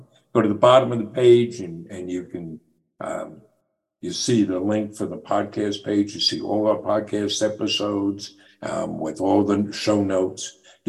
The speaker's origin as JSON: {"language": "English", "region": "New York", "country": "United States", "said": "But, well, I'm from New York. How's he going to know where I got my shoes?"}